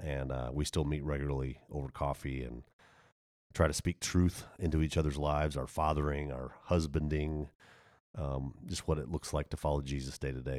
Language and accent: English; Texas, United States; moved away; also born or lived in Germany / Waco, Texas / Denver; I grew up in Texas